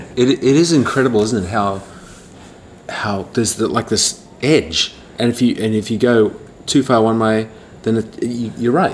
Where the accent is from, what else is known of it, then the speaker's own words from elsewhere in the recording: Australia; moved away; my home country in, in, Australia